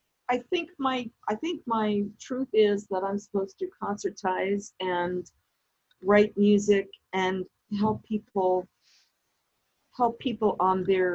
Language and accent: English; New York City, New York, United States; growing up in the Bronx, but spending most of my grown-up childhood in Manhattan was just the right place to be growing up.